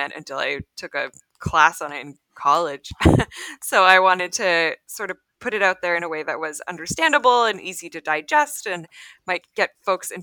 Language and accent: English; Canada; also born or lived in Rochester, New York; I'm Canadian